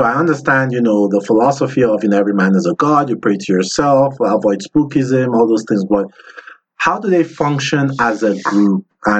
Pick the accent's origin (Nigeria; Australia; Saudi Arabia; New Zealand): Nigeria; moved away; growing up in Nigeria